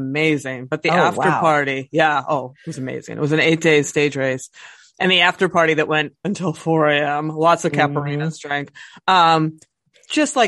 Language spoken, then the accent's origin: English; United States; I'm from Amish country